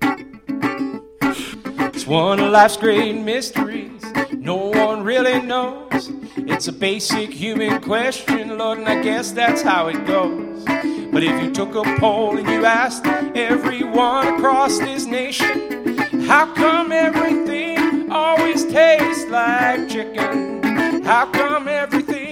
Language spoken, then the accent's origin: English; Canada; I grew up in Canada